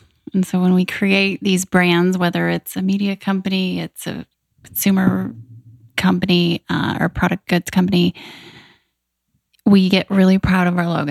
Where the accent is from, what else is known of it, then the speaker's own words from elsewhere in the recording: United States; moved away; also born or lived in Wyoming / Kansas / Arizona; I grew up in Wyoming, Kansas, small towns